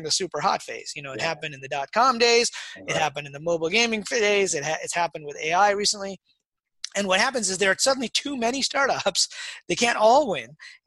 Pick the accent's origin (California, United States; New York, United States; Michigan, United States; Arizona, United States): Michigan, United States; Detroit; I grew up in Detroit